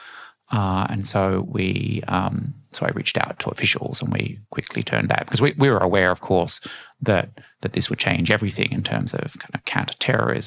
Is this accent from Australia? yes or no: yes; Australia; I'm Australian